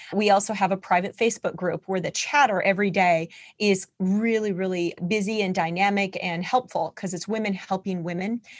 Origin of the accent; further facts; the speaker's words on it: North Dakota, United States; moved away as an adult; also born or lived in Seattle, Washington / Utah; I'm from North Dakota